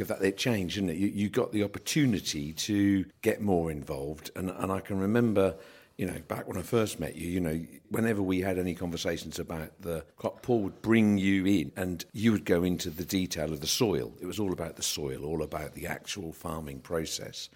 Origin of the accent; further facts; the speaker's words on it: United Kingdom; as a Brit